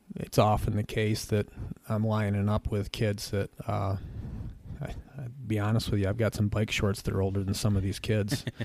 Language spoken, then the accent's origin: English; Gregg, New York, United States; also born or lived in Medina, New York / Lambertville, New Jersey; the place that'll always be home to me, which is the Southwest Adirondacks. I grew up in the town of Gregg